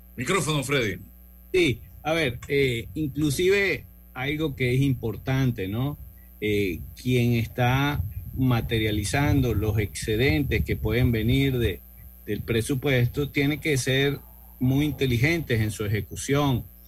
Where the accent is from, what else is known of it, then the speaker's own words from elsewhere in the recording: Venezuela; now in Costa Rica; mi origen, soy venezolano, pero actualmente vivo en Costa Rica